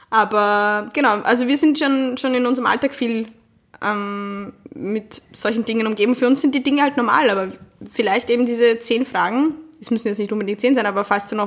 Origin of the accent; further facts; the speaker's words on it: Vienna, Austria; als Wienerin